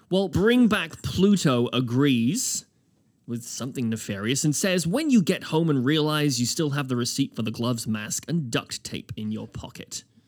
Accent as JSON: {"language": "English", "country": "United Kingdom", "moved": "yes", "lives_now": "Halifax, Canada", "said": "as a Brit"}